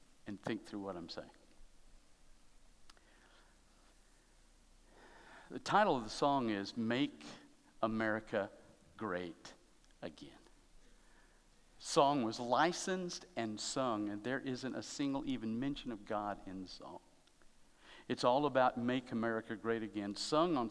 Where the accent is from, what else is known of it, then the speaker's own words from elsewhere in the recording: United States; I love being an American